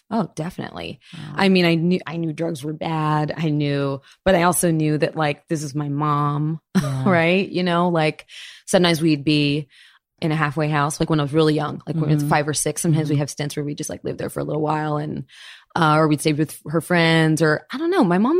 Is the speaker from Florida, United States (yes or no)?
yes; Florida, United States; I was born in Florida. My mom's French. My dad is a Brazilian Japanese man.